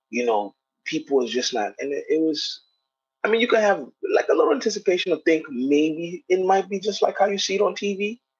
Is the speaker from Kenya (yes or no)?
yes; Kenya; now in United States; my accent changed, the way I looked, the way I dressed, I had braids. Um, you know, I also played sports and basketball and stuff like that. So it's like culturally I was not. I was at no point attacked. Like I really like I knew I was Kenyan. My parents are Kenyan.